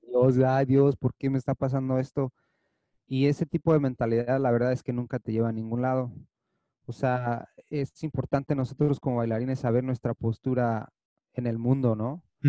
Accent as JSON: {"language": "Spanish", "town": "Toluca", "region": "State of Mexico", "country": "Mexico", "tie": "born or raised there", "moved": "as an adult", "lives_now": "Los Angeles, United States", "said": "yo crecí, nací, crecí en México, en Toluca estaba en México"}